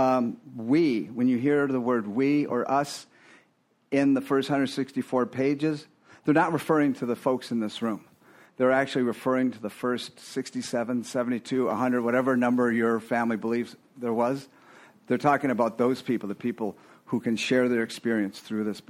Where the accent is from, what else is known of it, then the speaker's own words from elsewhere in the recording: Fort Lauderdale, Florida, United States; I grew up in Fort Lauderdale, 85